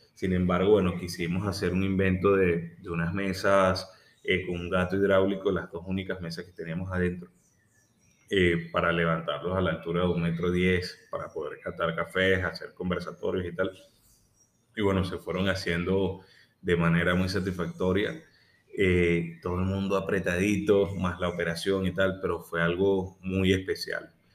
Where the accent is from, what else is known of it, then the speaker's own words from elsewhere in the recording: Venezuela; el orgullo de ser venezolano, de querer quedarme en mi país.